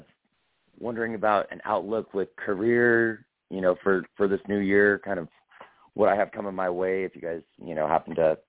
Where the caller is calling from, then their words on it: Wyoming, United States; I'm actually Wyoming. I'm calling out of Wyoming. Birth date 5/18/93.